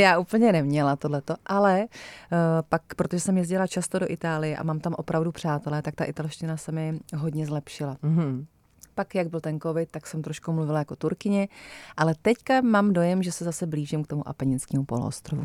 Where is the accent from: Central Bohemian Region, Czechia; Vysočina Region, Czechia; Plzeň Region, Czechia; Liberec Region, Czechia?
Central Bohemian Region, Czechia; Votice; my z Votic